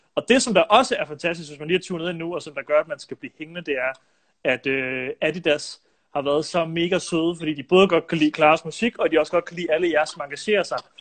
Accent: Silkeborg, Central Denmark Region, Denmark; jeg er jo fra Silkeborg selv

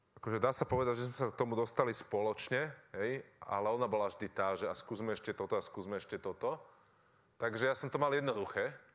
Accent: Bratislava, Bratislava Region, Slovakia; ja som z Bratislavy

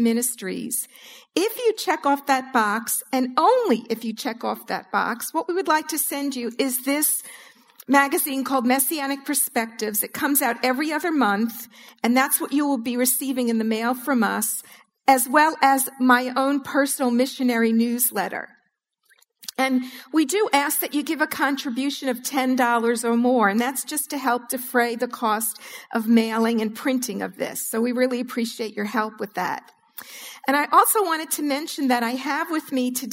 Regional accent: New York City, New York, United States; now in New Orleans, United States; I consider myself a Southern fried Jew now that I live in New Orleans, but I'm originally from New York City

